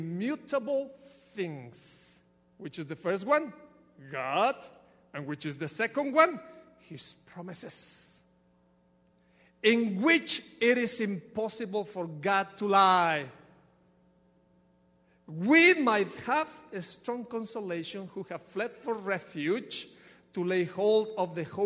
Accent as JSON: {"language": "English", "country": "Ecuador", "moved": "yes", "lives_now": "United States", "said": "from Ecuador, there is nothing that I can do with this accent."}